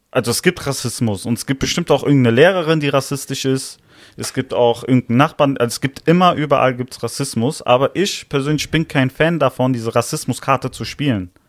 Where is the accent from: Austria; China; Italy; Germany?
Italy; Ja, ich fühle mich meiner Heimat schon verbunden. Ich sag schon, ich bin Italiener, ja.